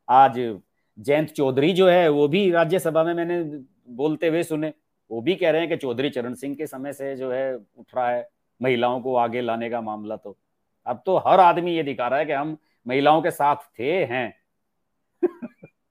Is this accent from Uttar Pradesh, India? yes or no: yes; Uttar Pradesh, India; मैं उत्तर प्रदेश का रहने वाला हूं